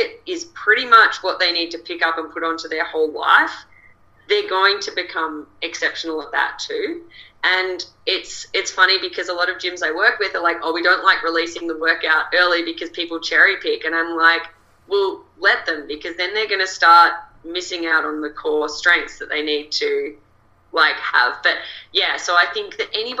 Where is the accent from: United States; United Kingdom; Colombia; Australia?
Australia; accent: Australian